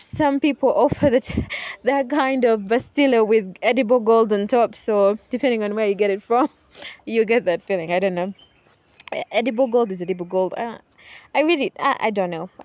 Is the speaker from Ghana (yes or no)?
no; Uganda; for us here in Uganda, because I'm from Uganda, I'm recording this in Uganda right now at the moment, I am home